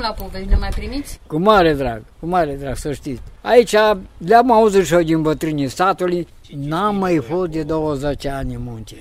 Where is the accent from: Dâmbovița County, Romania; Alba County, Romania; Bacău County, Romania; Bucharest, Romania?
Alba County, Romania; Valea Lupșii; la noi acasă era o casă mare de tăși